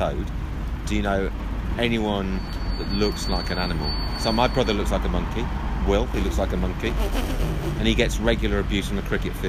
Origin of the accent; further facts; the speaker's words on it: Ipswich, East of England, United Kingdom; also born or lived in Yorkshire; now in London, United Kingdom; Basically, I'm from Ipswich, moved up to Yorkshire, then lived down here. So that's London.